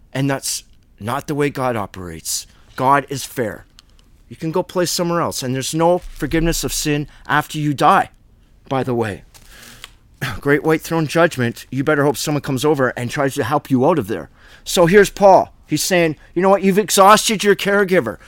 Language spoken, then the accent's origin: English; Canada; I was born in Canada by the Great Lakes